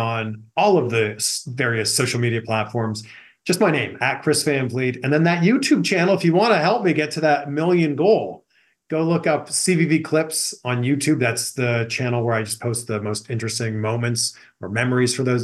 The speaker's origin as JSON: {"language": "English", "town": "Pickering", "region": "Ontario", "country": "Canada", "tie": "born or raised there", "moved": "as an adult", "lives_now": "Los Angeles, United States", "said": "born and raised in Pickering, Ontario, Canada, now living in Los Angeles, California"}